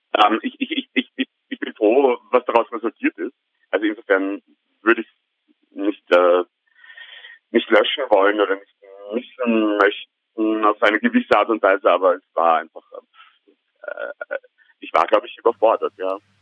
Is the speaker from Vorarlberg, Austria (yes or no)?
no; Vienna, Austria; ich bin tatsächlich gebürtiger Wiener